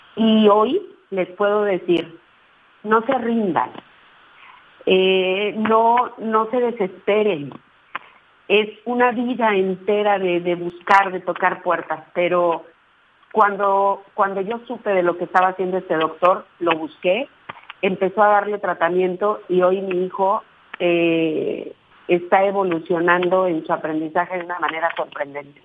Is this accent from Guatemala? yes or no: no; Ruiz, Nayarit, Mexico; yo nací en Ruiz Nayarit, que es un pueblito allá